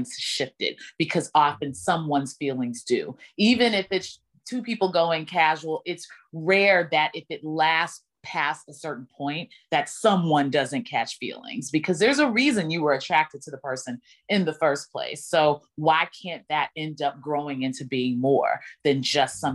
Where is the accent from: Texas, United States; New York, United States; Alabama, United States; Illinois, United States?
Texas, United States; Dallas; now in Brooklyn, United States; my hometown in Dallas